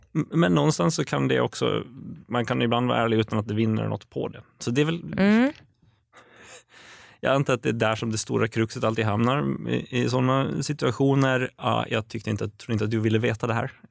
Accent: Åland Islands; also born or lived in Eskilstuna; now in Stockholm, Sweden; jag kommer från Åland överlag och vi kanske är lite gnälliga

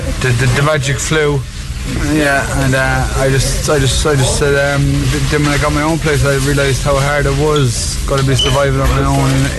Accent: Shannon, County Clare, Ireland; now in Cork, Ireland; I'm from Shannon County Clare.

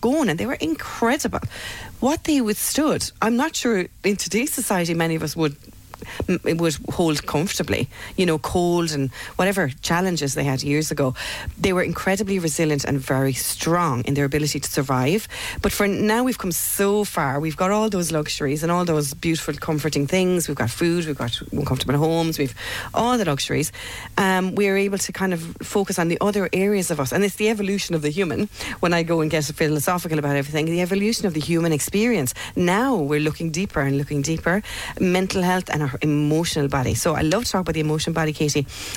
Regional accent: Ireland; as Irish people, for many of us growing up, you know, for me in the 70s, 80s

